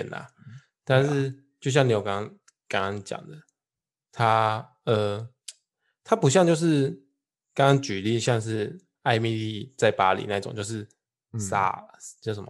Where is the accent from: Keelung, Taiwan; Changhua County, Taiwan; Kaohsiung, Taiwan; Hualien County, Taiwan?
Changhua County, Taiwan; 哎，彰彰化，我老家也没有小北